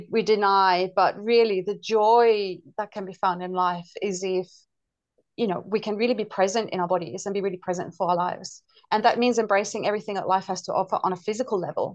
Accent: Denmark; also born or lived in United Kingdom; now in Australia; So I'm originally from Denmark and I lived in various European countries, including the UK. But I've lived in Australia since 97.

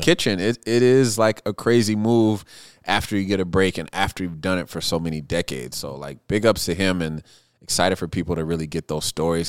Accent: Seattle, Washington, United States; now in Minneapolis, United States; I grew up in Seattle

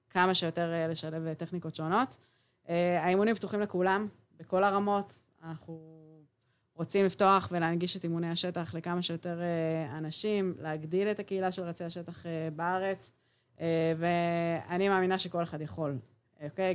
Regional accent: Israel; גדלתי ילדות אה, בקיבוץ

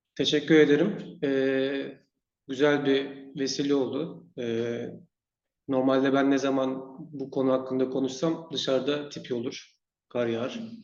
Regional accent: Turkey; now in Sweden

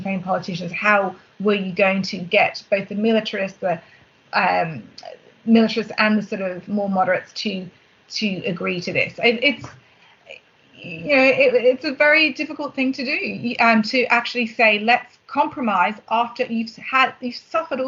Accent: Australia; as an Australian

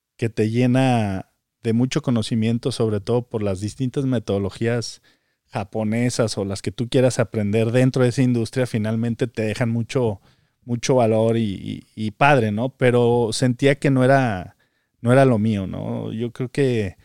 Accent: Zacatecas, Mexico; moved away as an adult; also born or lived in Mexico City; now in United States; nací en, México, eh, pero desde muy pequeño mis padres decidieron mudarse a la ciudad de Zacatecas y prácticamente ahí crecí toda mi vida.

